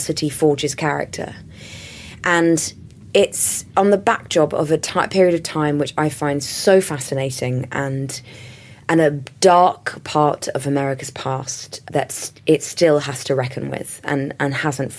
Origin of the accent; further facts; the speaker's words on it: London, United Kingdom; me growing up in London in the 80s